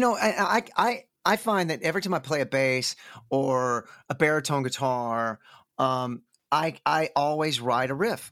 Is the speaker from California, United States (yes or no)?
no; north Texas, United States; accent: Texas; also born or lived in Fort Collins, Colorado; now in Austin, United States; I'm from, like, a town north Texas